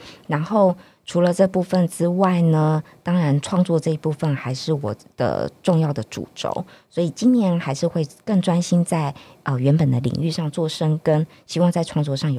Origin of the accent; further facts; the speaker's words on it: northern Taiwan, Taiwan; 对呀、啊，我是北部人。结果后来没想到，读完书回来台北，我也很喜欢跟台北的阿伯聊天。